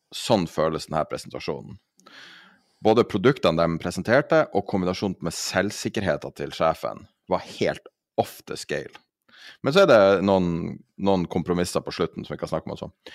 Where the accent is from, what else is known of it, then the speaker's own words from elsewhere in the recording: Norway; som nordmann